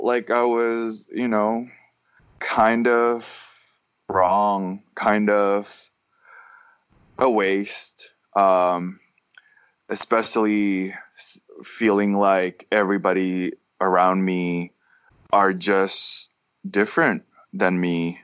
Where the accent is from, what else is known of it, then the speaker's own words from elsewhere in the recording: Medan, North Sumatra, Indonesia; moved away; I grew up in Medan, North Sumatra, Indonesia.